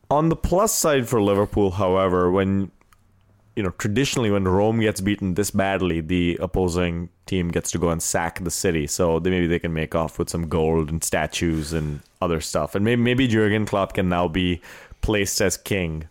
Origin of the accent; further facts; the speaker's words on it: India; moved away; also born or lived in Wisconsin; growing up in India